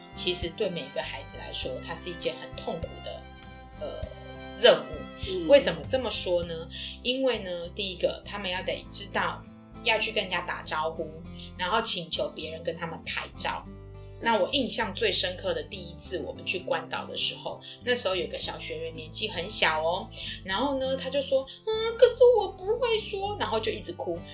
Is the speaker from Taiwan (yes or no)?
yes; Taiwan; 我们来自于台湾